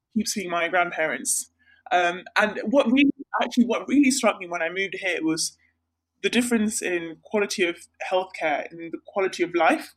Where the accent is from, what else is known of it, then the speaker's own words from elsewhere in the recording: northeast Sri Lanka, Sri Lanka; moved away; So I'm from Sri Lanka. I'm from the northeast part of Sri Lanka